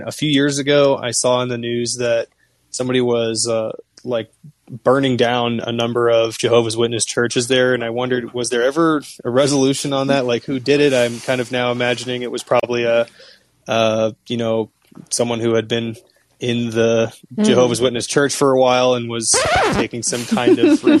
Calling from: Toluca, State of Mexico, Mexico; Hey, I'm calling today from Toluca, Mexico.

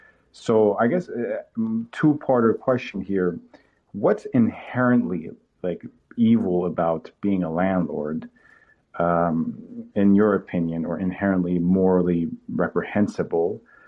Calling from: Toronto, Ontario, Canada; I'm calling from Toronto, and I consider myself, personally speaking, a Canadian liberal

